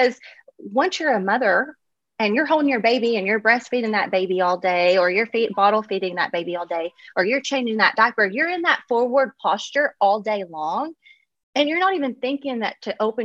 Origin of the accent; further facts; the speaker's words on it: Kentucky, United States; now in Los Angeles, United States; being from Kentucky, it's kind of just how we're wired